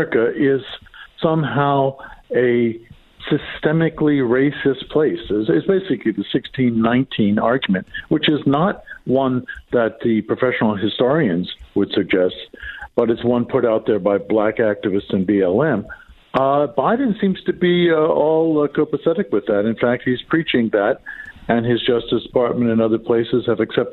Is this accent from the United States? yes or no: yes; Philadelphia, Pennsylvania, United States; my hometown of Philadelphia